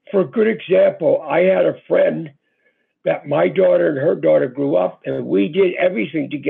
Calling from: Georgia, United States; from Georgia.

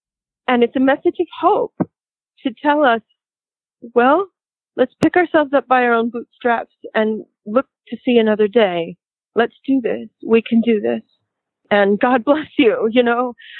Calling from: Los Angeles, California, United States; I'm in Los Angeles right now. I'm calling from Los Angeles, and I'm recording here tracks for my next album

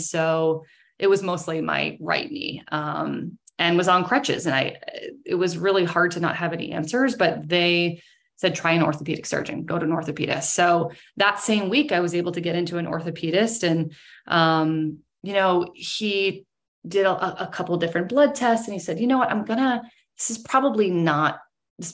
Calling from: Maynard, Massachusetts, United States; I'm calling from Maynard, which is like about 30 minutes west of Boston. So in Massachusetts.

